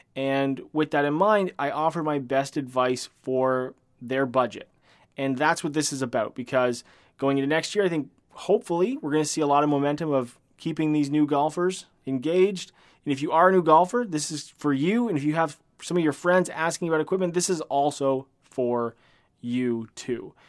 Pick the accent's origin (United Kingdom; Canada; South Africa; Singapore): Canada; I am a Canadian